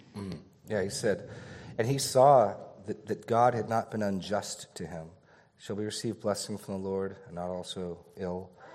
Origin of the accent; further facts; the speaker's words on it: New England, United States; I was born in New England